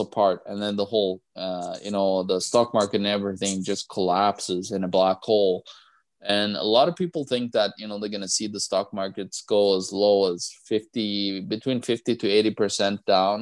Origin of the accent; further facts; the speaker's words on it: Norway; I'm from Norway